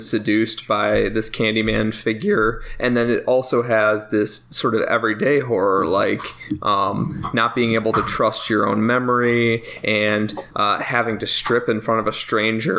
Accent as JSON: {"language": "English", "town": "Naperville", "region": "Illinois", "country": "United States", "moved": "yes", "lives_now": "Chicago, United States", "said": "I'm actually originally from Naperville, so I'm like I adopted Chicago."}